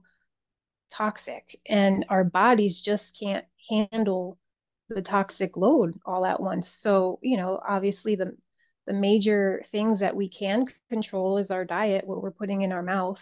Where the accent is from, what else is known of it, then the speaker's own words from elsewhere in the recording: Connecticut, United States; moved away as an adult; now in South Florida, United States; I grew up in Connecticut, born and raised. So I moved down here about maybe 21 years ago.